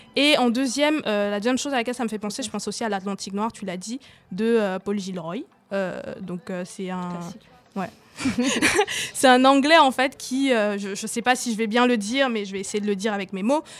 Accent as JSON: {"language": "French", "country": "Cameroon", "tie": "born or raised there", "moved": "yes", "said": "j'ai grandi au Cameroun"}